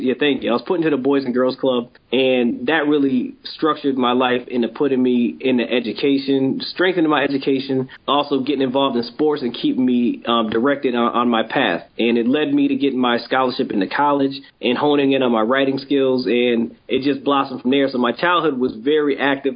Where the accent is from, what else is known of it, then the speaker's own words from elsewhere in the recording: Springfield, Massachusetts, United States; I grew up in Springfield, Massachusetts, born and raised here.